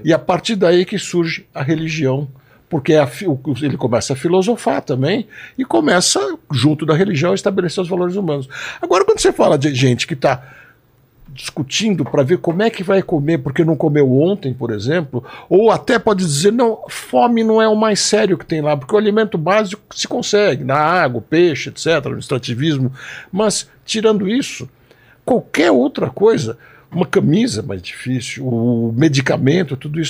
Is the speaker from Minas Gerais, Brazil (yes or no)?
no; São Paulo, Brazil; paulistano também